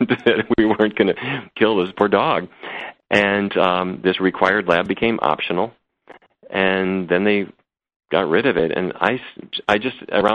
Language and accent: English; North Dakota, United States; I grew up in North Dakota